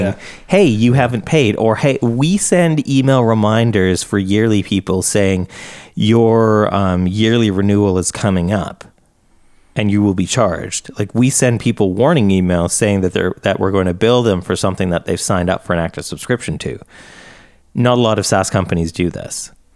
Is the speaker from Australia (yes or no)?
no; Canada; I'm Canadian